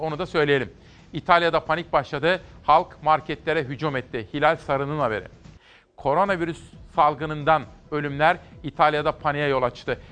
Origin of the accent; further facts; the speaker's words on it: Kütahya, Turkey; moved away; Akdeniz'den Kütahya'ya geliyorum, memleketime.